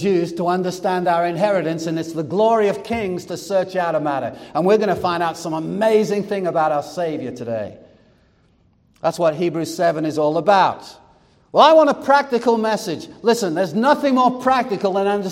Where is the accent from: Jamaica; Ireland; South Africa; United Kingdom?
United Kingdom; England; now in United States; I was born in England and became a U.S. citizen. I was England by birth and America by choice